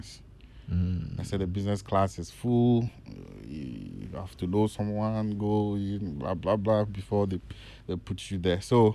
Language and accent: English; Asamankese, Eastern Region, Ghana; also born or lived in Kumasi; I'm from Asamankasi Enum